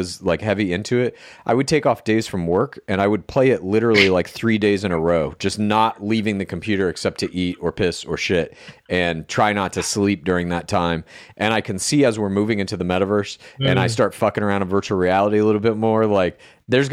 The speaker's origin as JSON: {"language": "English", "area": "outside Dallas", "region": "Texas", "country": "United States", "tie": "born or raised there", "moved": "yes", "said": "I'm from Texas originally"}